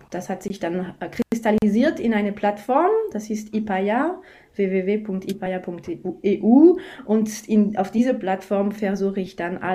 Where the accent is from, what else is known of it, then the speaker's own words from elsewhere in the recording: France; German is a second language; now in Bregenz, Austria; Ich komme aus Frankreich, das hört man sicher schon. Äh, ich habe in Deutschland studiert und jetzt lebe ich eben in Bregenz.